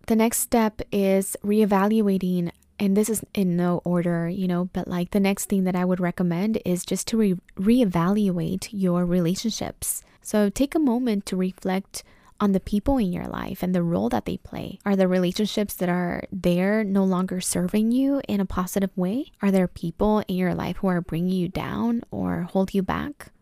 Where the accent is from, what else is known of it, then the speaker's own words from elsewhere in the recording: Oxnard, California, United States; now in Los Angeles, United States; I grew up in Oxnard, California, Camarillo area